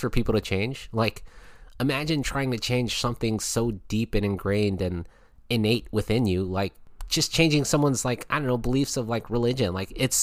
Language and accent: English; United States; my home country of the USA